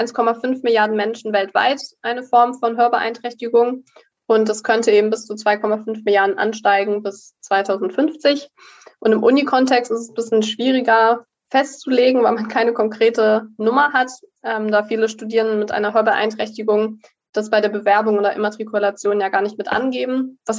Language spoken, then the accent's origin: German; Hamburg, Germany; also born or lived in Berlin; now in Münster, Germany; Und ich komme eigentlich aus Hamburg und Berlin, also beides.